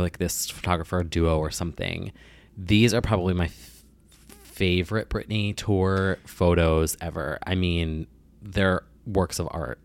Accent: New Jersey, United States; I'm from Jersey

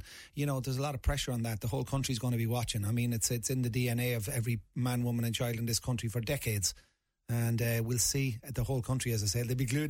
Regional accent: Navan, Leinster, Ireland; For me, growing up in Navan, could have been in Timbuktu.

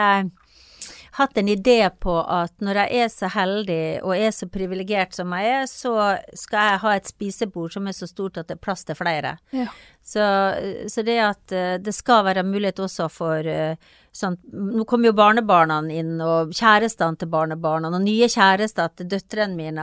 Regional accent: Kristiansund, Møre og Romsdal, Norway; moved away as an adult; also born or lived in Bergen; Jeg kom fra Kristiansund, og der er verden litt sånn sort-hvitt. Og så kom jeg til Bergen

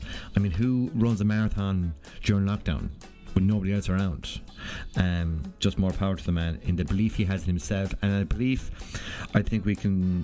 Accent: west of Ireland, Ireland; accent: West of Ireland; how West of Ireland my accent really is

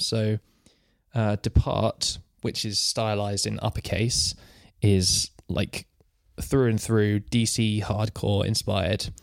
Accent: England, United Kingdom; I'm from England

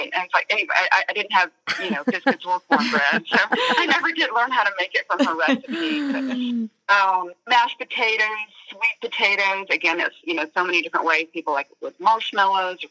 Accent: the South, United States; we're in the South, and so I grew up in the South

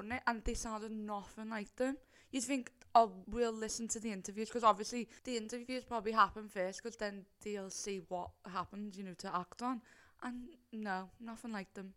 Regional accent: Liverpool, North West England, United Kingdom; So obviously we are from Liverpool. I think our accents give that away before we even mention where we're from.

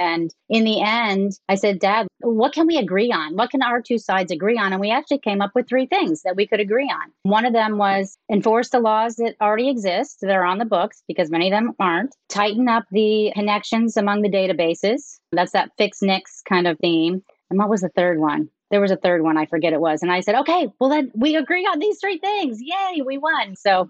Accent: small town in Pennsylvania, United States; moved away as an adult; also born or lived in Washington, D.C.; now in Austin, United States; Well, I'm actually not from Texas. I'm from the Northeast, from a small town in Pennsylvania. I grew up in a town of about 3,000 folks, and I grew up on a farm.

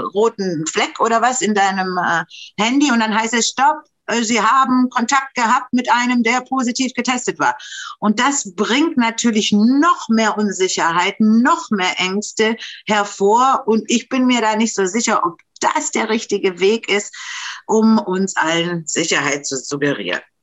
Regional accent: Romania; also born or lived in Germany; now in Berlin, Germany; bei uns in Rumänien

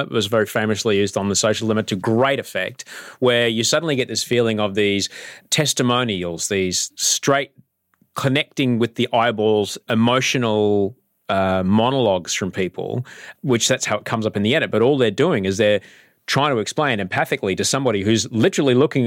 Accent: Australia; I'm a Chinese Australian, you know, my greatest grandfather came here in the 1860s. I am like 12th generation Australian

